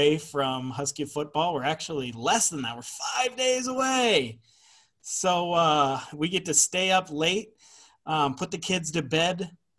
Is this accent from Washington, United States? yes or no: yes; Seattle, Washington, United States; we're from Seattle area